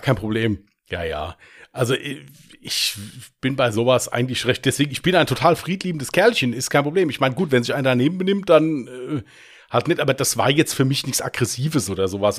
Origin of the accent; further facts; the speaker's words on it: Westerwald, Germany; wie man hier bei uns im Westerwald sagt